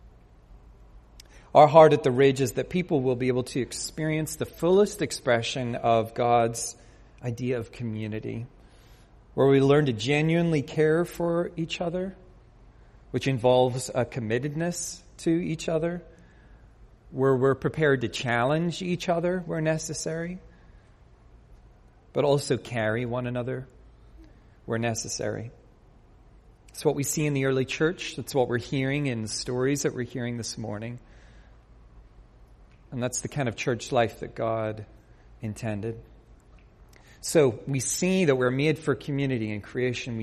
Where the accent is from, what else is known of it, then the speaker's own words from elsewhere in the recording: Northern Ireland, United Kingdom; moved away; I grew up in Northern Ireland